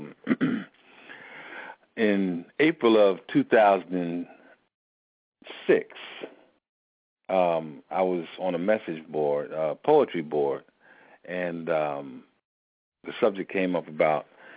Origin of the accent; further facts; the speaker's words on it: Philadelphia, Pennsylvania, United States; born or raised there